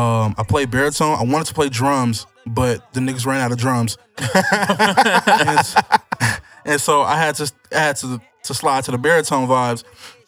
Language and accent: English; Houston, Texas, United States; I'm from Houston. I've been here living in Houston all my life